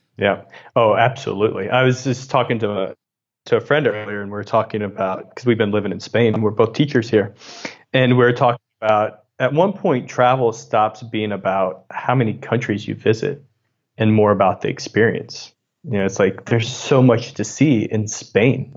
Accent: Southern Illinois, United States; moved away as an adult; also born or lived in Missouri / San Francisco; I grew up in Southern Illinois, and my dad was a coal miner

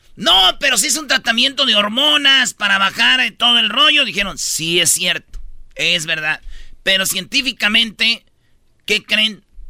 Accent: Quilpan, Michoacán, Mexico; mi pueblo, ahí en Quilpan, Michoacán

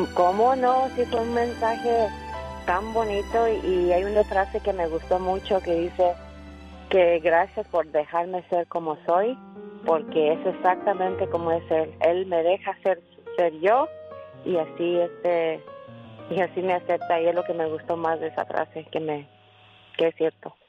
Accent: El Paso, Texas, United States; now in California, United States; Yo soy del Paso, Texas, yo soy de aquí, pero muy mexicana de padres de Chihuahua

